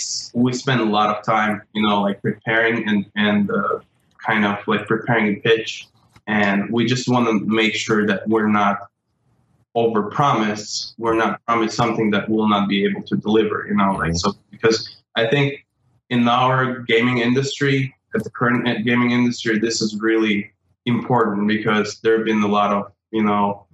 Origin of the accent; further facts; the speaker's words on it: Russia; moved away as an adult; I'm originally from Russia, and so I started my journey back in 2003 back in Russia